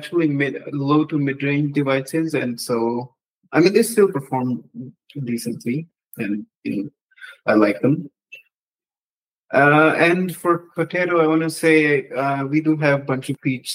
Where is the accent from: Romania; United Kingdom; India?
India; Jammu and Kashmir; I'm from India